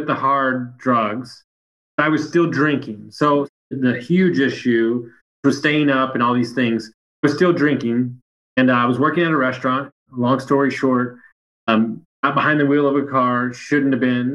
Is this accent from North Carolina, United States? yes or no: no; Sugar Land, Texas, United States; also born or lived in Fannett, Texas; We grew up in Sugar Land, which is probably the nicest neighborhood in all of Houston